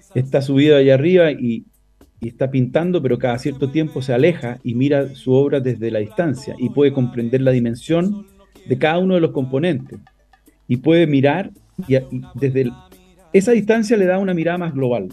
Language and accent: Spanish; Chile; moved away; yo tengo que volver a cantar en mi país